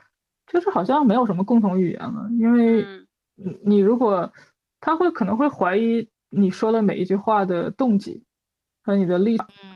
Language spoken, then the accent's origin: Chinese; Northeast China, China; 我们东北粤语都是这个，都是这个样子的，我觉得挺好的